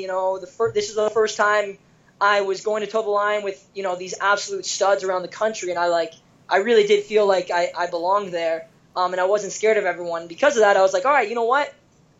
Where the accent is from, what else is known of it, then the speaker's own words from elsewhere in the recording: Kitchener, Ontario, Canada; moved away as an adult; now in Ann Arbor, United States; I was back in Canada, specifically Kitchener, Ontario. That's where I was born and raised.